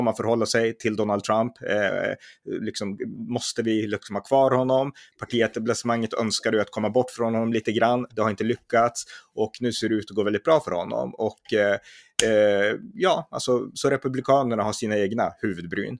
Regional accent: Sweden; vi svenskar

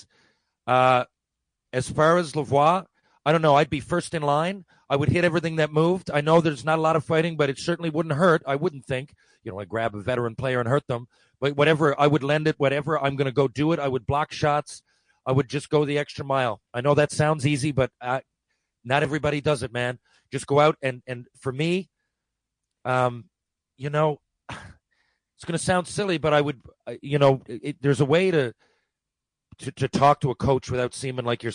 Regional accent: Mount Pearl, Newfoundland and Labrador, Canada; we still live in Mount Pearl, my hometown here

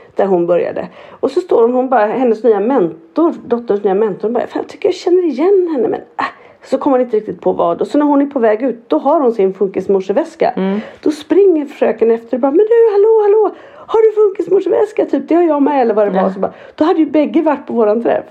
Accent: Norrland, Sweden; jag som norrlänning

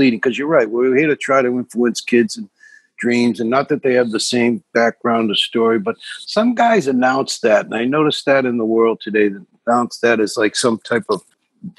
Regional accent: Boston, Massachusetts, United States; I'm from South Boston, which is like a 2 square mile section of Boston, you know, predominantly Irish

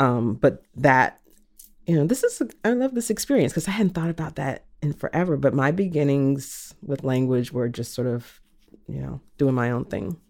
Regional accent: the South, United States; I was raised in the South

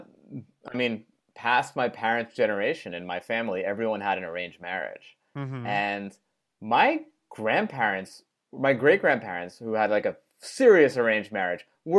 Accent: Great Neck, New York, United States; I grew up in Great Neck, Long Island.

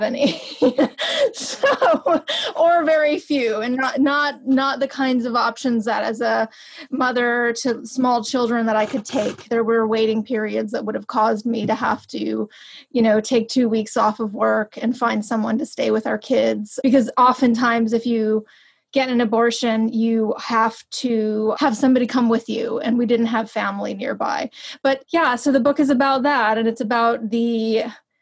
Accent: New York, United States; moved away as an adult; also born or lived in Los Angeles / West Virginia; a person who grew up in New York and then lived in Los Angeles.

